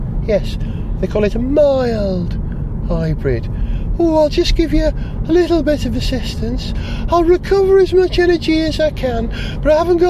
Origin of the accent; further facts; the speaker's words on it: Flintshire, North Wales, United Kingdom; moved away; Flintshire in North Wales, which is my county, literally down the road from where I was born and brought up in North Wales.